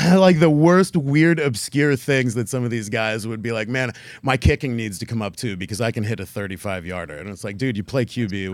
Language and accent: English; Canton, Ohio, United States; moved away; it's always special coming home for me because I was born and raised in Canton, Ohio.